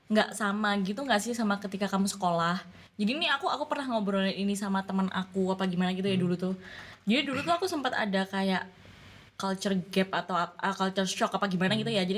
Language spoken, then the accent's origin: Indonesian; East Java, Indonesia; padahal biasa emang kita Jawa Timuran